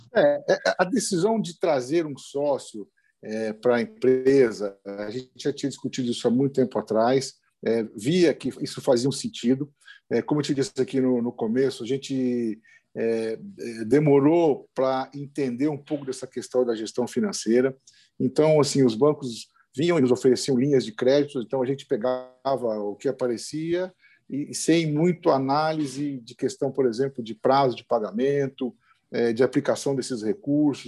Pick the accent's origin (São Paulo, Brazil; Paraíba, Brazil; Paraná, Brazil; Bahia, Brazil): São Paulo, Brazil; interior of; moved away as an adult; now in Rio Grande do Norte, Brazil; Eu sou do interior de São Paulo, de uma área agrícola